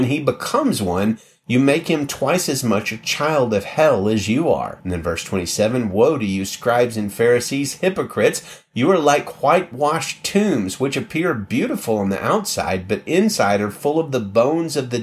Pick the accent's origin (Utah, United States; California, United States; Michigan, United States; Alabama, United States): Alabama, United States; I was raised in Alabama. I lived there the majority of my life.